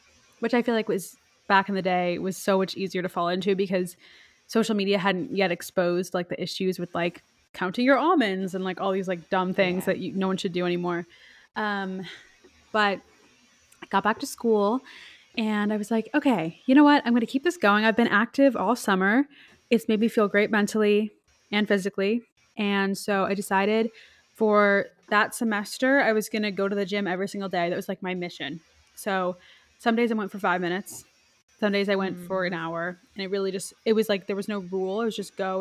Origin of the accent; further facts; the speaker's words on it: Rhode Island, United States; now in New York, United States; we're from Rhode Island.